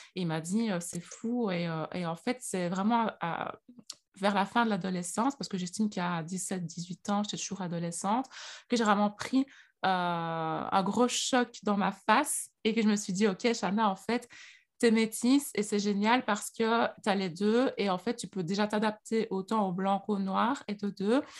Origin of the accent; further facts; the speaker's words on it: Liège, Wallonia, Belgium; accent: Liège; moi, je suis née en Belgique, donc je suis née à Liège. Euh, d'ailleurs, j'ai l'accent liégeois.